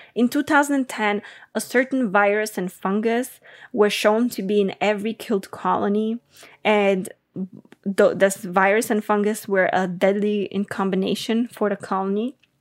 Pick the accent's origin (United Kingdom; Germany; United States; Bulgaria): Bulgaria; I'm from Bulgaria